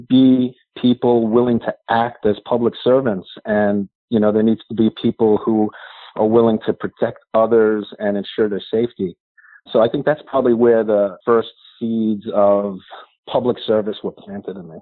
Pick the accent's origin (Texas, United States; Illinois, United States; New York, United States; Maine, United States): New York, United States; Long Island; I grew up on Long Island, New York